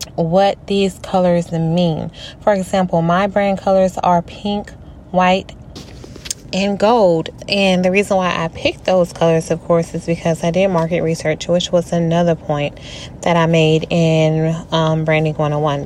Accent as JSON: {"language": "English", "region": "Louisiana", "country": "United States", "said": "I am from Louisiana"}